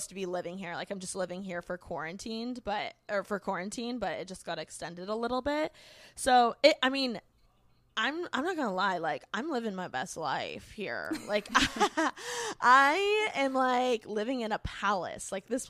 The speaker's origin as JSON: {"language": "English", "town": "Bloomington", "region": "Indiana", "country": "United States", "lives_now": "Los Angeles, United States", "said": "I moved from Bloomington, Indiana. I'm a Midwest girl at heart. Go Hoosiers."}